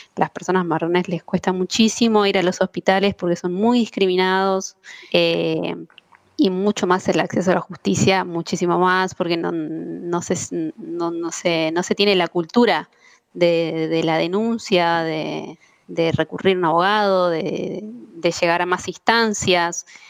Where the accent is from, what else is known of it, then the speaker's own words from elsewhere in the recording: Argentina; soy argentina